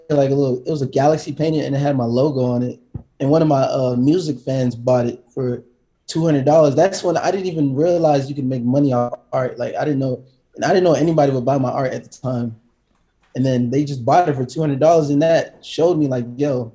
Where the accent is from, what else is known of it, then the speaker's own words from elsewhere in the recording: Atlanta, Georgia, United States; moved away as an adult; also born or lived in Decatur, Georgia; now in Los Angeles, United States; I grew up in Atlanta, Georgia, and Decatur